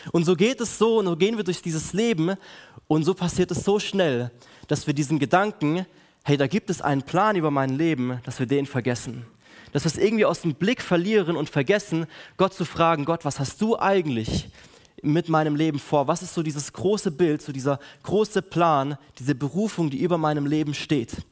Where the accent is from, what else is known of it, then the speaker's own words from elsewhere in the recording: Villingen, Baden-Württemberg, Germany; ich komme aus Villingen, bin dort einer der Pastoren der KL4